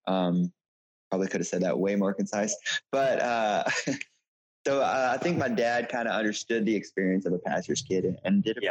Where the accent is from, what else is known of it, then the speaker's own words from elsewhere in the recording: Shreveport, Louisiana, United States; moved away as an adult; also born or lived in Los Angeles, California; now in New York City, United States; I'm from Shreveport, Louisiana. Uh, grew up there, uh, pastor's kid